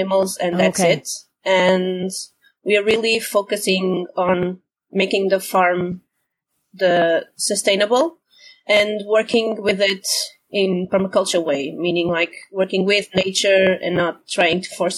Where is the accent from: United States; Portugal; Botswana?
Portugal; Porto, Norte; also born or lived in Algarve, Portugal / Coimbra, Portugal; I was born in Porto, which is on the coast.